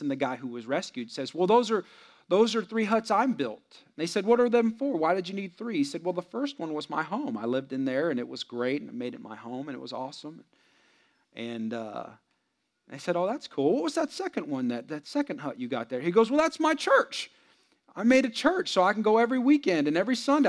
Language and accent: English; San Jose, California, United States; I'm from the Bay Area, San Jose